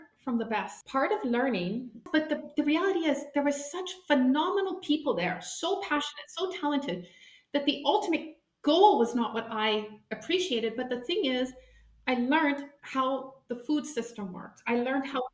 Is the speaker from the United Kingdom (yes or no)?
no; Canada; moved away as an adult; now in Germany; I come from Canada. I come from the farmland. So I grew up in this beautiful environment